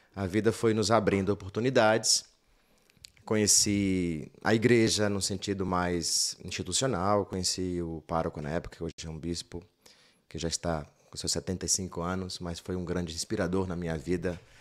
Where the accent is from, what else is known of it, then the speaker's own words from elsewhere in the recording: Tanquinho, Bahia, Brazil; sou natural do interior da Bahia. Sou, nasci num povoado chamado Tanquinho